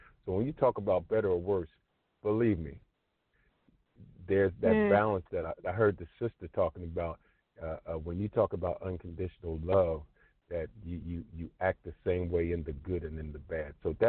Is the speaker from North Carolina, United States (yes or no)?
no; Camden, New Jersey, United States; I'm 61 years old. I'm from Camden, New Jersey.